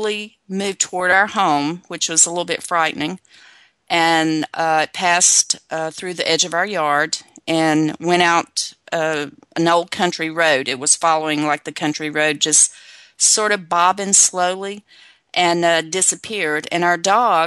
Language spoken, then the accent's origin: English; Virginia, United States; I'm originally from Virginia, and we grew up living in the rural, on the rural back roads